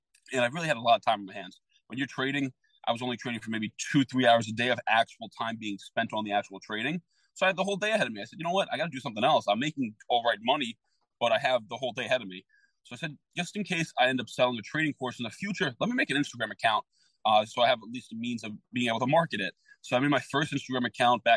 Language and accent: English; New York City, New York, United States; I grew up in the Bronx.